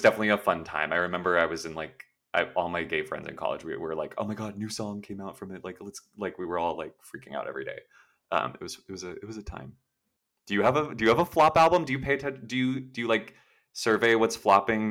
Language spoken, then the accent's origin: English; Los Angeles, California, United States; also born or lived in New York; I'm, like, born and raised in SoCal